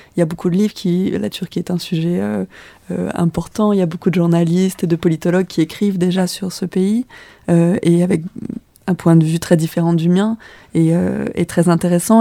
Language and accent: French; France; moved away as an adult; now in Turkey; en tant que Française arrivant dans un pays euh, qui m'était complètement étranger